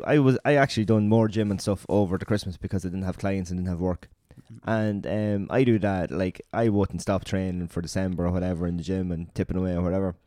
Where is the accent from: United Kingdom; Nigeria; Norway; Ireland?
Ireland; we're Irish